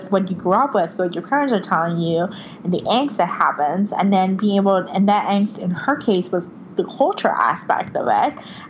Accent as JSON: {"language": "English", "country": "Puerto Rico", "tie": "born or raised there", "moved": "as an adult", "lives_now": "United States", "said": "I grew up in Puerto Rico. I lived there for 18 years. Okay. I went to college in Syracuse, but I was a white passing Puerto Rican."}